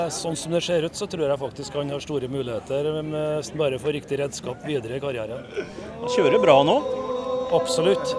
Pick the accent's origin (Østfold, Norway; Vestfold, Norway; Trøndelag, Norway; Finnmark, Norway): Trøndelag, Norway; Levanger; fra Levanger